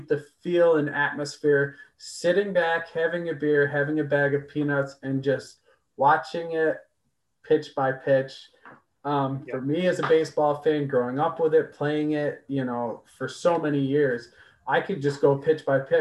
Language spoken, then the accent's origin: English; Geneva, New York, United States; I grew up in Geneva